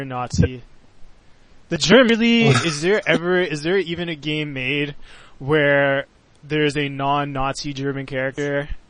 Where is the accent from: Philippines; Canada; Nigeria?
Canada; I'm from Canada. We were British.